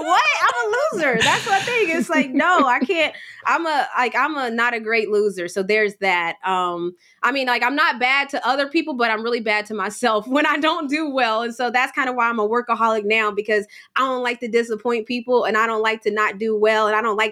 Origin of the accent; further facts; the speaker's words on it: West Virginia, United States; moved away; we're from West Virginia